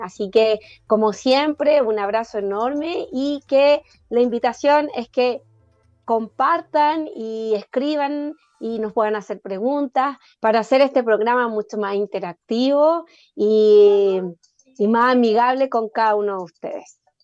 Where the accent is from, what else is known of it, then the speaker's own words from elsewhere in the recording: Chile; como chilenos